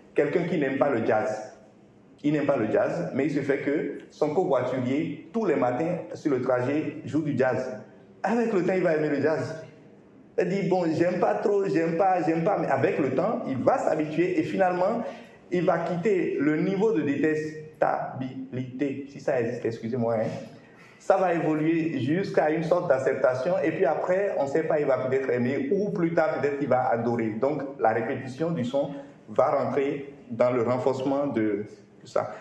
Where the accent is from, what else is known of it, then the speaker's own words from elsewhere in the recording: Benin; je suis béninois